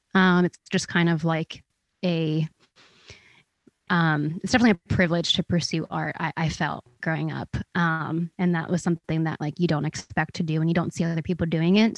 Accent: outside of Philadelphia, New Jersey, United States; moved away as an adult; now in Nashville, United States; I am from outside of Philly in, um, South Jersey

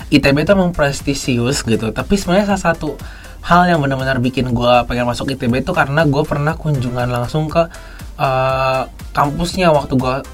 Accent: Jakarta, Indonesia; karena gue kebetulan gue gede di Jakarta

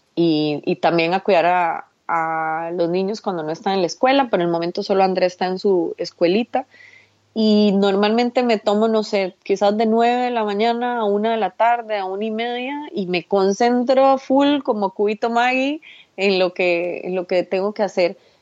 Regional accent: Costa Rica; en mi país usamos un dicho, en Costa Rica usamos un dicho

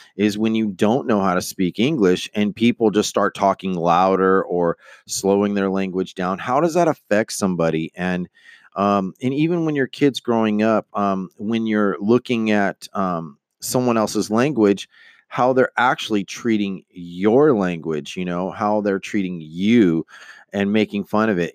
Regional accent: Stockton, California, United States; I'm from Stockton, California

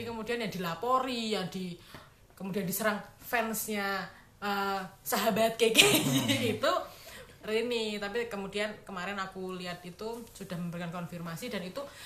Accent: Java, Indonesia; aku sebagai orang Jawa sendiri

